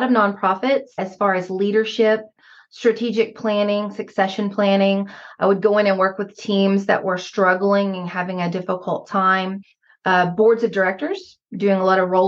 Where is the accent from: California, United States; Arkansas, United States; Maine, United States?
Arkansas, United States; accent: Southern; now in Missouri, United States; I am originally from Arkansas. I grew up in a Ouachita National Forest, and my father is still there on the 45 acres I grew up on